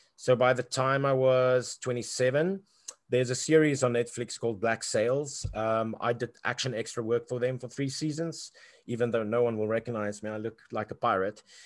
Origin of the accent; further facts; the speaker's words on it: South Africa; growing up in South Africa